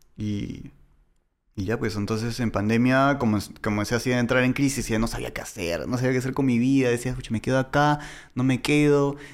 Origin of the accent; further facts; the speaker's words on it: Peru; accent: medio argentino; now in Argentina; yo soy de Perú